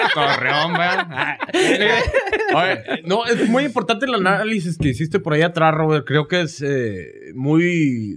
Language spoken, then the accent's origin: Spanish; Hidalgo del Parral, Chihuahua, Mexico; now in Oklahoma City, United States; De Hidalgo del Parral, Chihuahua, la capital del mundo